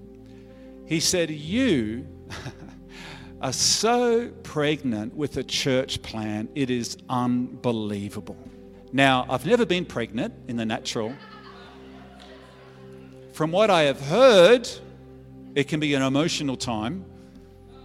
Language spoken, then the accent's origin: English; Albury, New South Wales, Australia; moved away as an adult; also born or lived in Melbourne; we were both born and raised in Aubrey